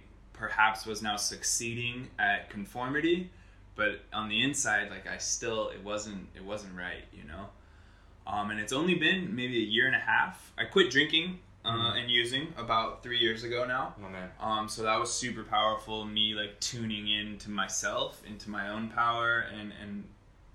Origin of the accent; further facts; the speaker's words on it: United States; I grew up in America. I was born in America.